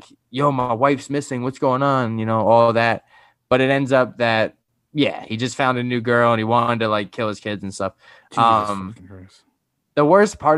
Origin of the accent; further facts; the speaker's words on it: New York, United States; I'm from New York